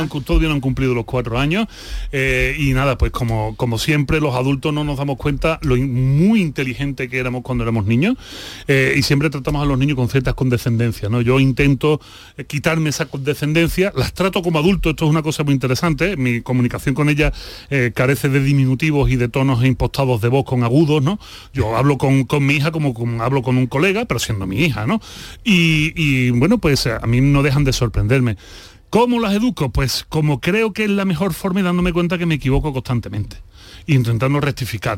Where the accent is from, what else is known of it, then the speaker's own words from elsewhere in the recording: Seville, Andalusia, Spain; moved away as an adult; also born or lived in Mexico; Si yo soy de Sevilla, si yo me crio en la Macarena